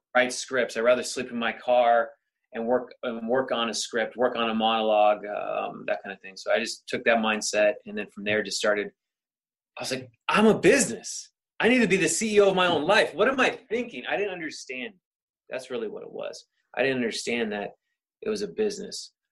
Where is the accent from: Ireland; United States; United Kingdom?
United States; Sacramento, California; moved away as an adult; now in Los Angeles, United States; born and raised in Sacramento